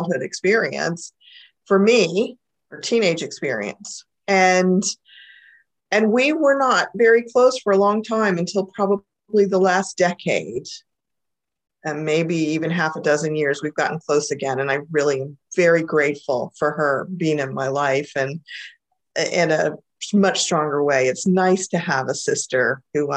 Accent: Central Florida, United States; my family moved to Florida, and I grew up in Florida, in Central Florida, actually

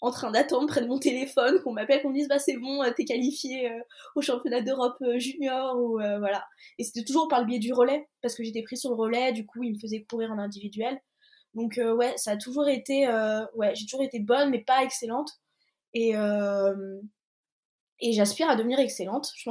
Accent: Brest, Brittany, France; je suis née à Brest et bah, j'ai toute ma famille maternelle qui est en Bretagne

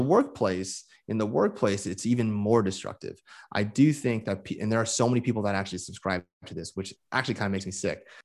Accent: Moraga, California, United States; also born or lived in Honolulu, Hawaii; I was born in Honolulu, but I grew up from, like, age three, uh, uh, in the Bay Area, in the East Bay

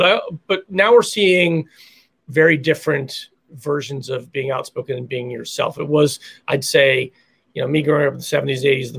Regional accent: Philadelphia, Pennsylvania, United States; I grew up in Philadelphia

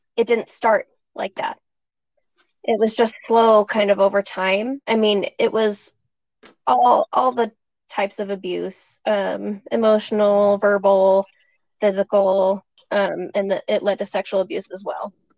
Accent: Springville, Utah, United States; I grew up in Springville, Utah

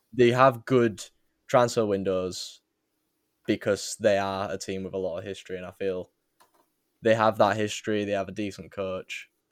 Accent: England, United Kingdom; we are people from England

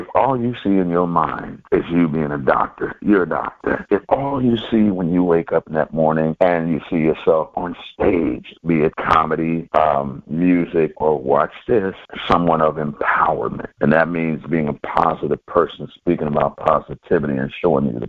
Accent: California, United States; I'm from Cali

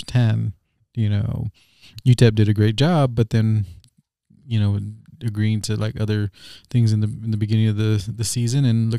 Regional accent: Socorro, Texas, United States; I'm from Socorro.

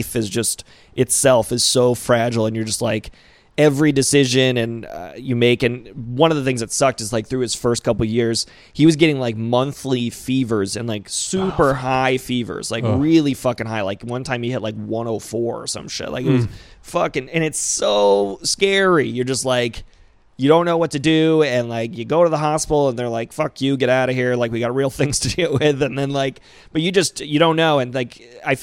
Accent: Rhode Island, United States; moved away; also born or lived in Phoenix; I grew up in Rhode Island

